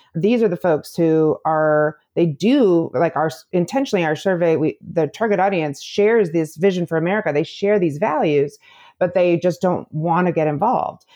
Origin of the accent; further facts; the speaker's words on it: Illinois, United States; also born or lived in Michigan; I am from the Midwest. I grew up in Illinois